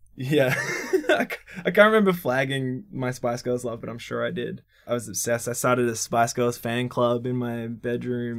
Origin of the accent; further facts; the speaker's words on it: Melbourne, Victoria, Australia; I grew up in Briar Hill, or El, like, Eltham, really, like the northeast suburbs of Melbourne